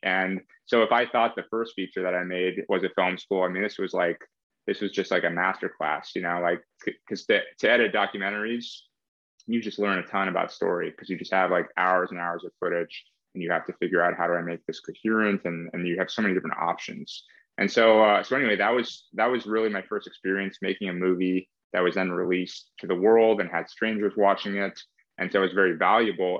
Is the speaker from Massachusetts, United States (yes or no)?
no; East Bay, San Francisco Bay Area, California, United States; Like Kaz and I grew up in the Bay Area